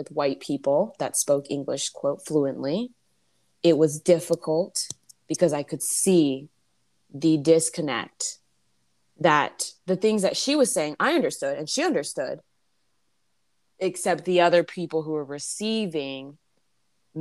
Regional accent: California, United States; as a Californian who has barely seen snow

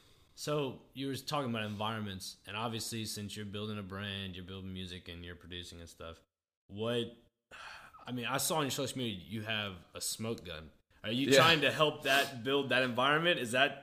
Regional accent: Nashville, Tennessee, United States; Because growing up in Nashville, I don't ever remember hot chicken being a thing until I was like in middle school.

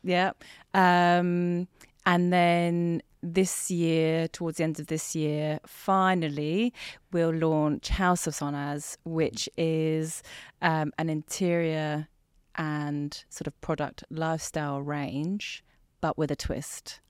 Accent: Hampshire, South East England, United Kingdom; also born or lived in Tehran, Iran; in Hampshire. Mm-hmm. And then, um, that's where we were for ten years

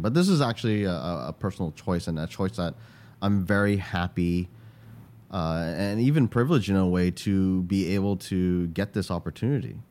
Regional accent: Canada; moved away as an adult; now in Singapore; I grew up in Canada

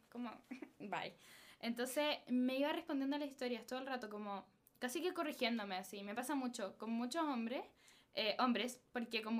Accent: Chile; Como somos chilenos, eh, de verdad.

